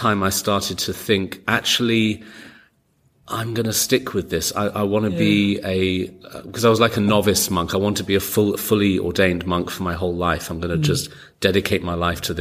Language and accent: English; London, United Kingdom; moved away; also born or lived in New York; I grew up in London and then I moved to New York